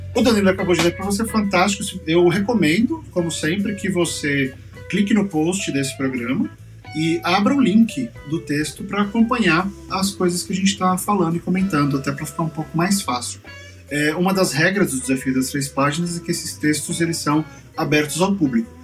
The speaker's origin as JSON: {"language": "Portuguese", "region": "São Paulo", "country": "Brazil", "tie": "born or raised there", "said": "eu sou da Zona Leste de São Paulo, eu cresci com enchente."}